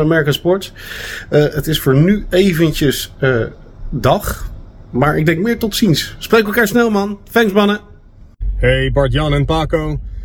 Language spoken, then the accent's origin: Dutch; Leiden, South Holland, Netherlands; zelf als Leidenaar